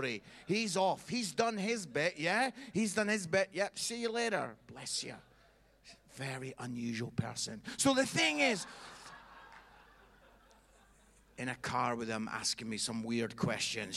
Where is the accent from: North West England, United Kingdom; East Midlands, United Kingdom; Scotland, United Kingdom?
Scotland, United Kingdom; I'm Scottish